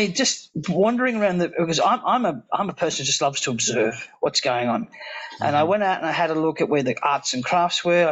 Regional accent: Australia; as an Aussie

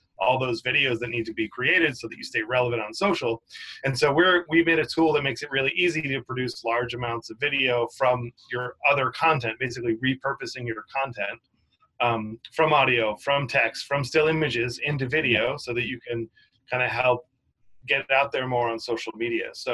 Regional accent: Cape Cod, Massachusetts, United States; moved away as an adult; now in New York City, United States; I grew up on Cape Cod, which is like kind of like a beach area

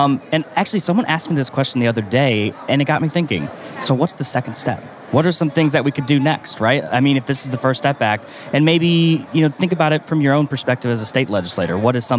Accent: Southfield, Michigan, United States; moved away; I'm from the suburban Detroit area, so Southfield, Michigan

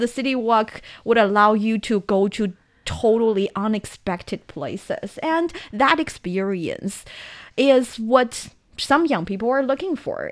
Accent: Taiyuan, Shanxi, China; my hometown Taiyuan

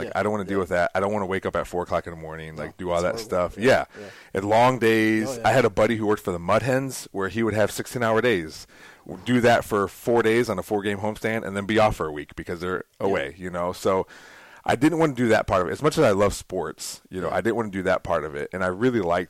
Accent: Toledo, Ohio, United States; I grew up in Toledo.

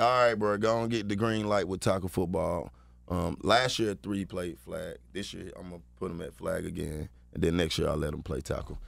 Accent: Atlanta, Georgia, United States; I'm from Atlanta, Georgia

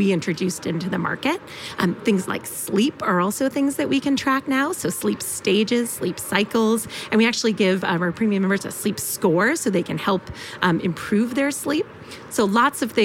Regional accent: Boston, Massachusetts, United States; moved away as an adult; also born or lived in Illinois; now in Bay Area, United States; I grew up in Boston, or the Boston area, Metro Boston area.

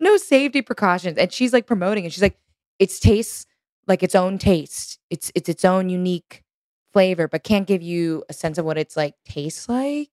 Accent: Texas, United States; moved away as an adult; now in New York, United States; growing up in Texas

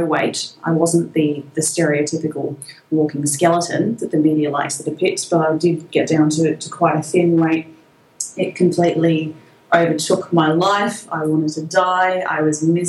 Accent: Australia; accent: Australian; you can probably tell from my accent, I'm quite Australian

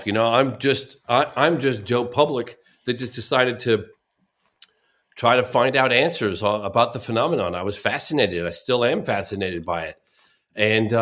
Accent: Exeter, South West England, United Kingdom; moved away; I was born in Exeter.

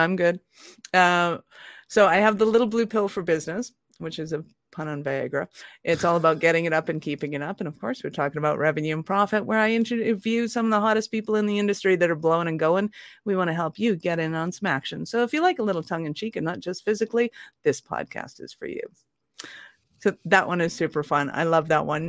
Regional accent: Ireland; I'm an Irish redhead

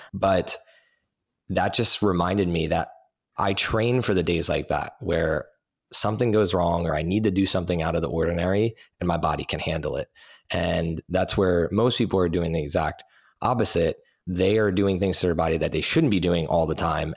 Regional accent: New Jersey, United States; I grew up in New Jersey

